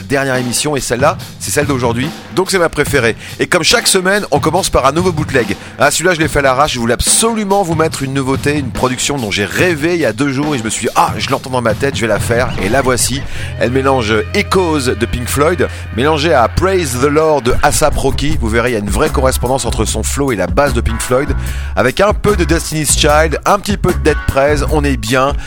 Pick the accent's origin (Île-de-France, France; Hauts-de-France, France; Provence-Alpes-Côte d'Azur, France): Île-de-France, France; Paris; accent: Parisian; now in Switzerland; avec mon accent parisien